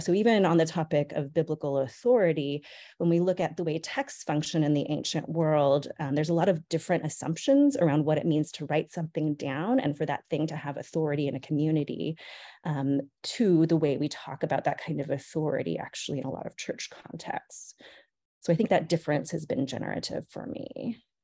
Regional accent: San Luis Obispo, California, United States; born or raised there; also born or lived in Monterey Park, California

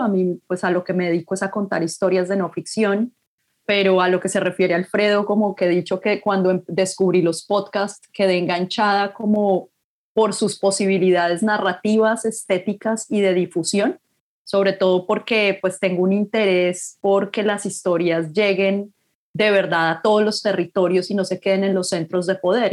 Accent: Bogotá, Colombia; moved away as an adult; also born or lived in Canada; soy de Bogotá

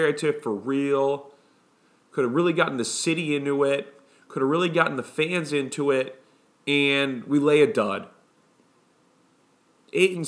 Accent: Chicago, Illinois, United States; now in Brooklyn, United States; Chicago born and raised, currently live in New York

